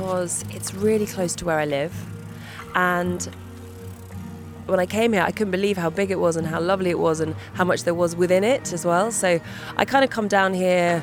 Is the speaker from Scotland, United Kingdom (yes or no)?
no; East Sussex, South East England, United Kingdom; So I grew up in East Sussex. We were in the middle of nowhere, in a tiny little cottage